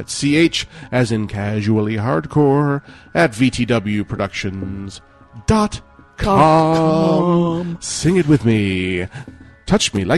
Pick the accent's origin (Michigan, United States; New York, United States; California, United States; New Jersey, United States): New York, United States; Buffalo; I'm from Buffalo